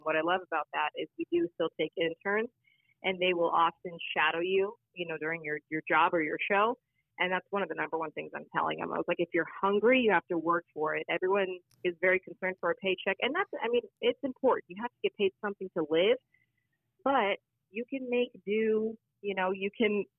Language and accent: English; Phoenix, Arizona, United States; I'm from Phoenix. I'm born and raised here